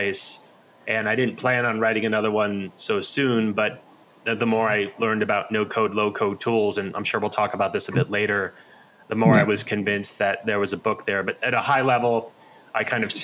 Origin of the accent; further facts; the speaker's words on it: New Jersey, United States; now in Arizona, United States; I grew up in the United States in New Jersey.